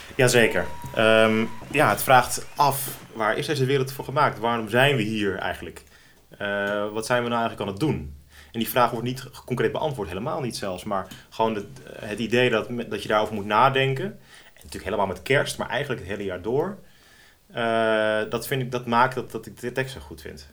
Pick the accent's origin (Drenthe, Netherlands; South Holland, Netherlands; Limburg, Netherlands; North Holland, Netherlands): North Holland, Netherlands; Driehuis; Om precies te zijn kom ik uit Driehuis.